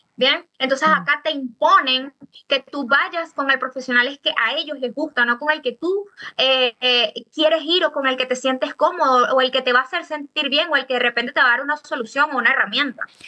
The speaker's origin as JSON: {"language": "Spanish", "country": "Venezuela", "moved": "yes", "lives_now": "Chile", "said": "Nosotros como comunidad venezolana"}